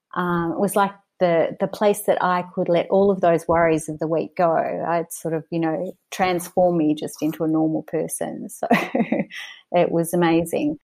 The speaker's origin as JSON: {"language": "English", "town": "Mornington", "region": "Victoria", "country": "Australia", "tie": "born or raised there", "said": "I was born in Mornington on the Mornington Peninsula in Victoria and Australia. I grew up there"}